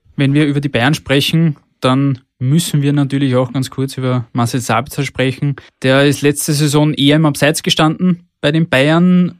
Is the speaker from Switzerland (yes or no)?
no; Austria; bei uns in Österreich